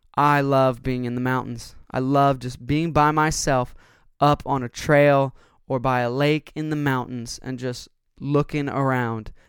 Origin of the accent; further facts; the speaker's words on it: United States; as Americans, we as American consumers